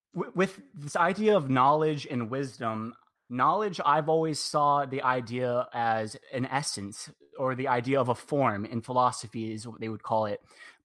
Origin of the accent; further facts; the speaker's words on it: Mesa, Arizona, United States; I'm from Mesa, Arizona.